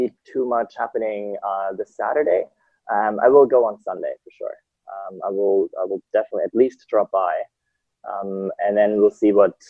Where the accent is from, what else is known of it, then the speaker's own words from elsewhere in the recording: Germany; also born or lived in Italy / Austria; now in Hong Kong; I was born in Italy. {S0} Okay. {S2} Grew up mainly in Germany, Austria. I studied economics in Vienna, moved to Hong Kong